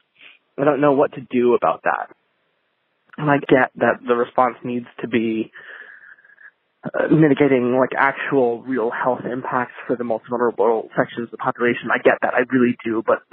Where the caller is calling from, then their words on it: New York City, New York, United States; I'm calling from New York City. I am a relatively healthy 27-year-old